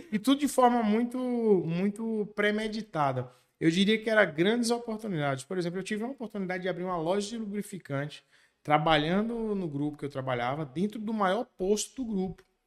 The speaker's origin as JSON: {"language": "Portuguese", "town": "Macaúbas", "region": "Bahia", "country": "Brazil", "tie": "born or raised there", "also_born_or_lived": "Ibitiara", "moved": "as an adult", "lives_now": "Barreiras, Brazil", "said": "eu nasci no município de Ibitiara. Com nove anos de idade, meus pais se mudaram para Macaúbas. Eu costumo dizer que eu fui naturalizado macaubense"}